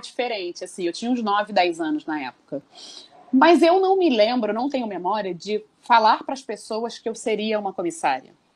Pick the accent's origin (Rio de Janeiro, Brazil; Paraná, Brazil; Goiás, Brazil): Rio de Janeiro, Brazil; nascida no Rio de Janeiro, há 38 anos.